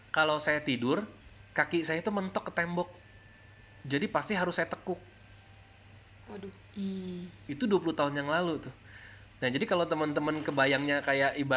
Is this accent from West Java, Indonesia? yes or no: yes; Cianjur, West Java, Indonesia; now in Jakarta, Indonesia; kan saya kerja di Sukabumi uh, kampung saya kan {S0} di hmm. Cianjur